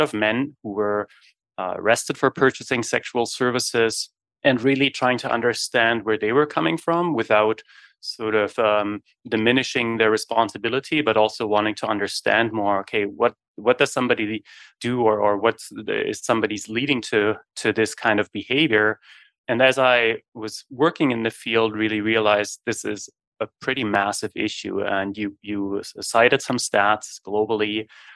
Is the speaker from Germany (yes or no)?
yes; Germany; moved away as an adult; now in Winnipeg, Canada; I was born and raised in Germany in the early 80s.